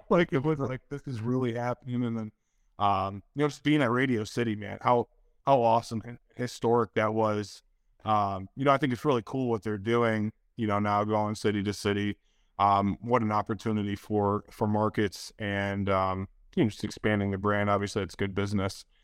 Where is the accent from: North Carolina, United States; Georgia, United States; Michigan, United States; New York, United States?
Michigan, United States; Detroit; I'm from Detroit or outside of Detroit